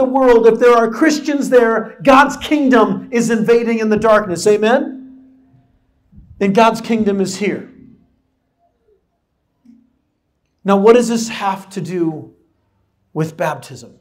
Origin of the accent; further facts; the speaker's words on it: San Diego, California, United States; moved away; I grew up in San Diego